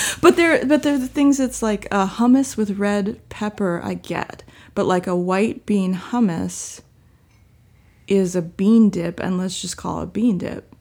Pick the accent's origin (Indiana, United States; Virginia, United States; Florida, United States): Virginia, United States; I am from Virginia, and that is a very large